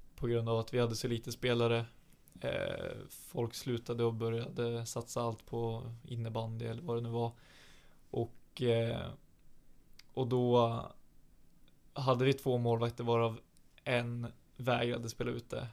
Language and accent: Swedish; Alnö, Västernorrland County, Sweden; now in Sundsvall, Sweden; jag växte upp på Alnö